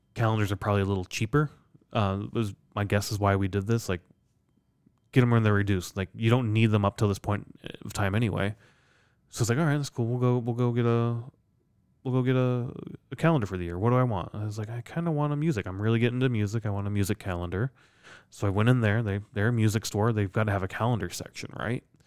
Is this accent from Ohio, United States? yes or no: no; Iowa, United States; I'm from Iowa